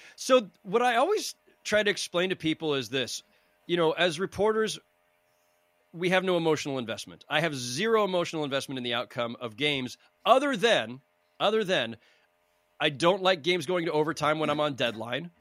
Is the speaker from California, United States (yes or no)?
yes; San Jose, California, United States; I grew up in San Jose, California, in the Bay Area